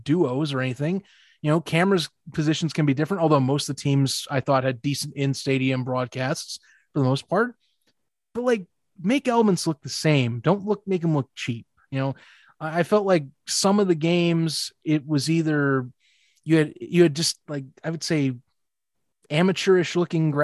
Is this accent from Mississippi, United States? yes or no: no; Indianapolis, Indiana, United States; I'm from Indianapolis